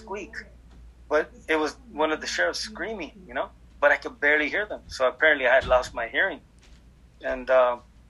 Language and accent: English; Los Angeles, California, United States; I grew up on Whittier